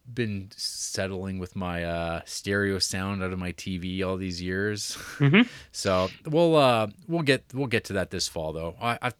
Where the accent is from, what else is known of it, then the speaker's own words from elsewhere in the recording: Netherlands; I'm actually from the Netherlands, the country known for The Vanishing and Verhoeven.